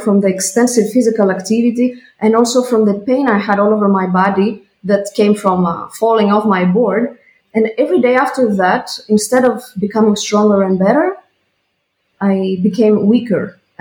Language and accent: English; Greece; moved away as an adult; now in Switzerland; I come from Greece